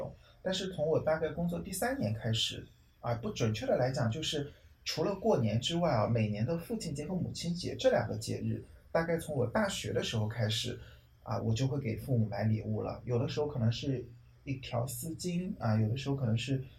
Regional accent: China; 红包真的是我们中国人一听名字就觉得很兴奋的一个词语呢。

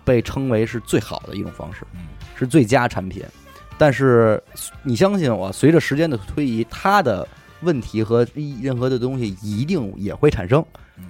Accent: China; 我们中国人压力这么大

